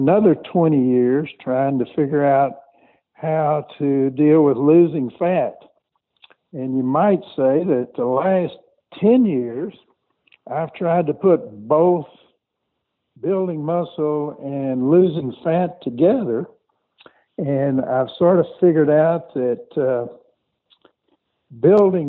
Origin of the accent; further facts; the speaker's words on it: Conroe, Texas, United States; I grew up outside of Houston, Texas, in a small town called Conroe